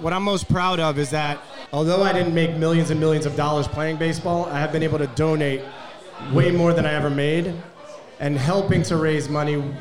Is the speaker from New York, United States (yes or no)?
yes; New York City, New York, United States; being a New Yorker growing up in Brooklyn, New York